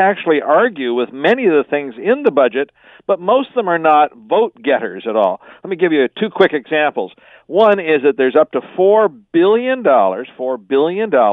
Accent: Canada; as a Canadian

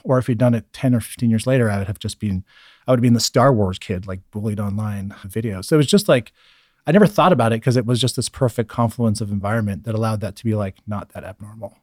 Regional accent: Northern California, United States; also born or lived in Germany / Scotland / Monterey County; I grew up, like, in the countryside in Northern California

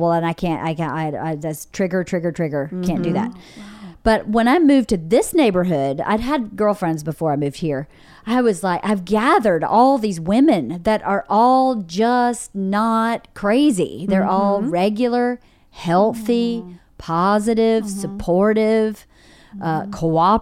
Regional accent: rural Georgia, United States; moved away; I grew up in my hometown's 1,800 people, really small, rural Georgia.

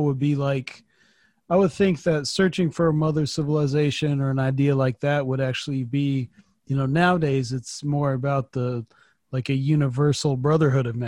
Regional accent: Phoenix, Arizona, United States; as a kid growing up in the Phoenix area.

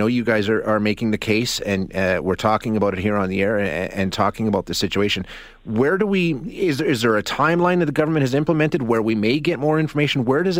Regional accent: Canada; just as a Canadian

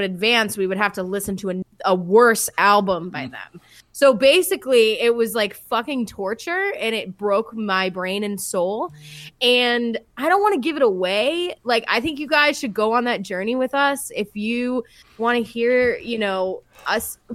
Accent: Boston, Massachusetts, United States; I'm a dickhead from Boston.

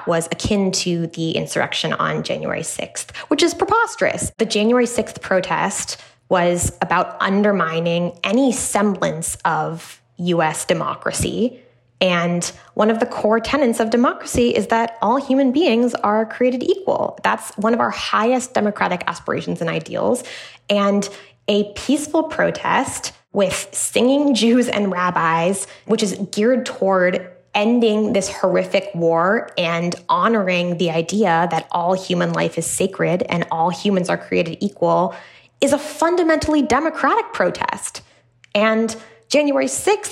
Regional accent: United States; All Americans must take responsibility for our country's foreign policy establishment

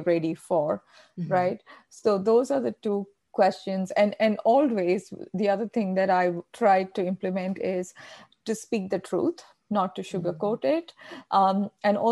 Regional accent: Kerala, India; accent: Indian; first language Malayalam; English is a second language; moved away as an adult; also born or lived in Australia; now in United States; I've lived in the United States for more than a decade, but I still hold on to my Indian accent.

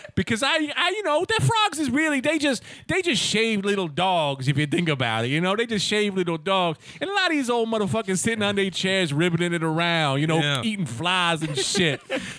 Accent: Bronx, New York, United States; No, man. I'm from the East Bronx.

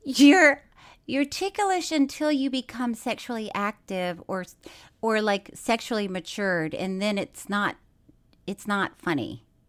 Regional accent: Florida, United States; moved away; I'm from Florida

